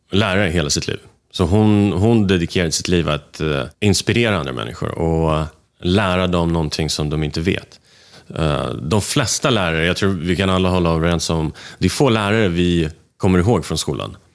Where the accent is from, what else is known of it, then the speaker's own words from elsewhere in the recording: Moscow, Russia; also born or lived in Bucharest; now in Sweden; jag är född i Rumänien, Bukarest. Eh, ett ställe jag aldrig varit i sen